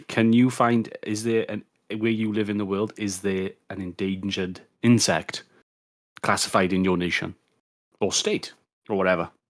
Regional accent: United Kingdom; as a Brit

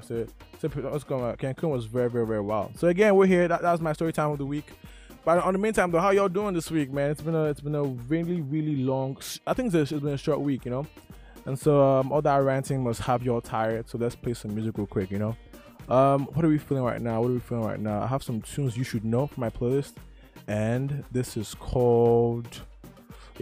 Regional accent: Nigeria; I'm Nigerian

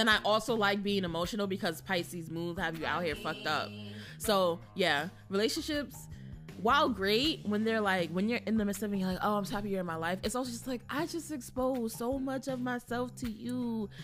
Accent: New York City, New York, United States; also born or lived in Brooklyn; we're all from Queens and we love Queens, hometown loyalty.

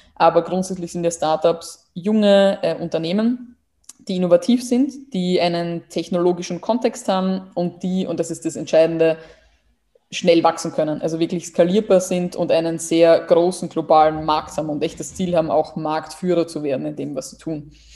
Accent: Burgenland, Austria; moved away; ich komme aus dem Burgenland

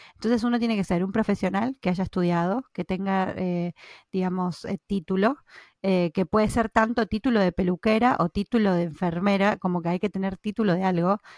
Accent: Argentina; now in Norway; yo soy de Argentina

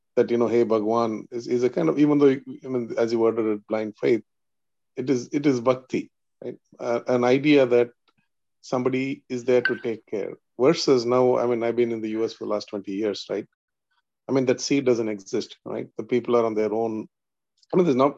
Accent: India; moved away; I was born in India that uh, I'm just so thankful for the uh, ecosystem from the India gave, you know, Bharat gave to me as a child

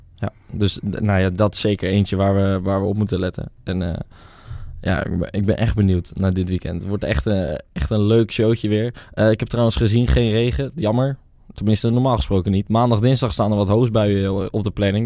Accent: Netherlands; we als Nederlanders

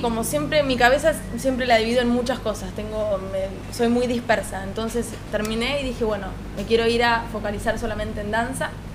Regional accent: Pehuajó, Buenos Aires Province, Argentina; moved away as an adult; yo soy de Pehuajó

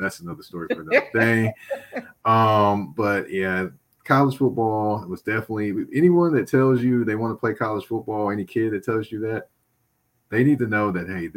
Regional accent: Nashville, Tennessee, United States; So one of the rare people that grew up in Nashville and still lives here

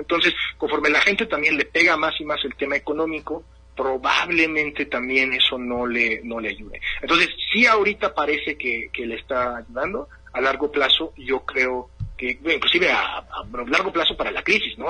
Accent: interior of the United States, Midwest, United States; es de donde yo soy, ¿no? Donde están mis abuelos de 91 años, están en Wisconsin

